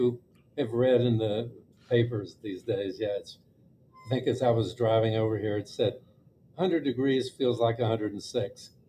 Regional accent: Austin, Texas, United States; moved away as an adult; I grew up in Austin, and all through Austin High and UT as an undergraduate, and University of Texas also as a as law school

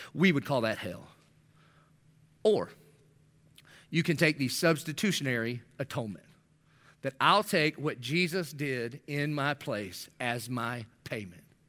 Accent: the South, United States; I'm from the South.

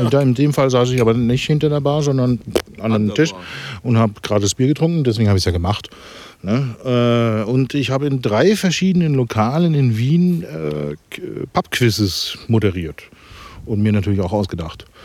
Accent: Stade, Lower Saxony, Germany; ich komme ja ne, aus Stade, das ist ja Norddeutschland.

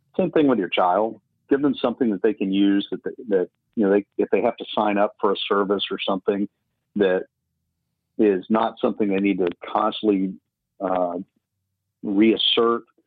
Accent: Tuscaloosa, Alabama, United States; at age 15 living in the holy lands of tuscaloosa alabama

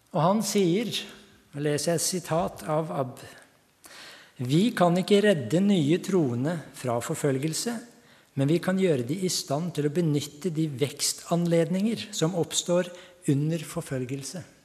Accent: Hallingdal, Buskerud, Norway; also born or lived in Tanzania / Nairobi, Kenya; now in Ringshaug, Norway; Jeg kommer opprinnelig fra Hallingdal, men nå bor jeg på Ringshaug.

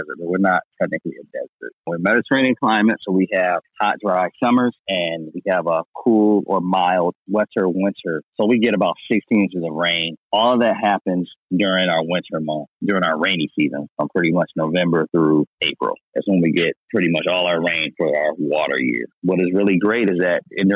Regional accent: Ohio, United States; moved away as an adult; also born or lived in Chicago, Illinois; now in Los Angeles, United States; I grew up in Ohio. I went to the Ohio State University for undergrad, and then I moved to Chicago, and I spent 7 years in Chicago

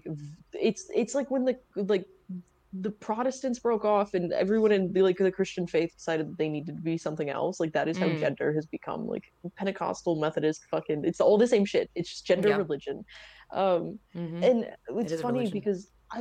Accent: the South, United States; I grew up in the South too

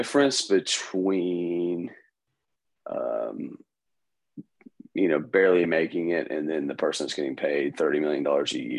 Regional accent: Oklahoma, United States; moved away as an adult; now in Florida, United States; from Oklahoma. I'm from Oklahoma

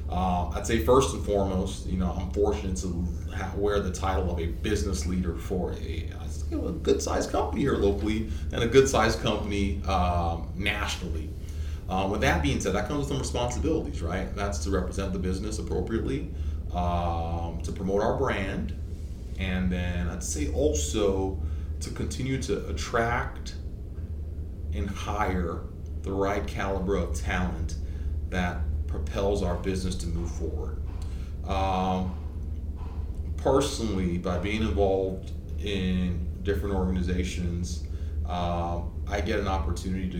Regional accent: Toronto, Ontario, Canada; moved away as an adult; also born or lived in Nigeria / Hattiesburg, Mississippi, United States; now in Shreveport, United States; I moved from Nigeria to Toronto, 8 and a half. Mm-hmm. I moved from Toronto to, I guess, Southern Mississippi, Hattiesburg area, 19.

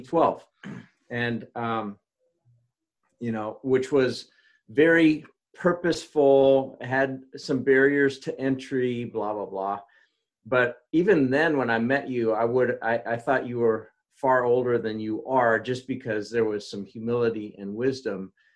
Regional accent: Kansas, United States; I'm from Kansas

